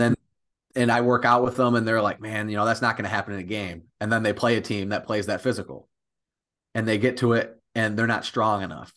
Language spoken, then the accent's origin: English; Millington, Michigan, United States; I'm from Millington, Michigan, which is over in the thumb.